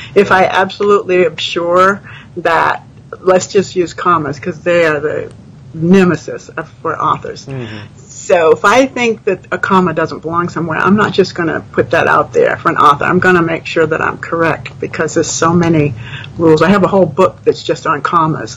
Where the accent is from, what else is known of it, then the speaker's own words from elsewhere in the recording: New England, United States; moved away as an adult; now in Texas, United States; I grew up in New England. I moved to Texas